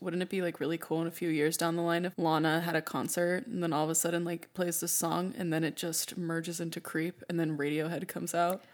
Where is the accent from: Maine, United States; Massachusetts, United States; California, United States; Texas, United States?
California, United States; I'm from California